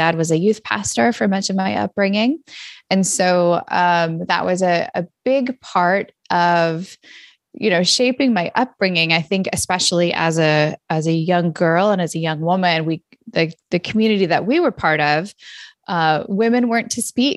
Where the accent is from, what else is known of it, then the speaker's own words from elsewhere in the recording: Redding, California, United States; moved away as an adult; also born or lived in Minneapolis-St. Paul, Minnesota; now in Minneapolis, United States; I grew up in Northern California in a little city called Redding